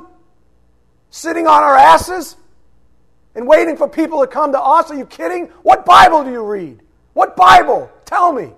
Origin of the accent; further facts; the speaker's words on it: United States; this beloved country of ours